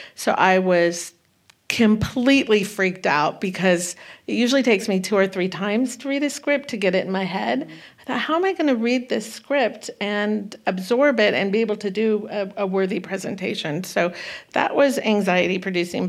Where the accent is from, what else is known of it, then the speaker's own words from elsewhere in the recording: Santa Cruz, California, United States; also born or lived in Okanagan Valley, British Columbia, Canada; I was raised in Northern mm-hmm. California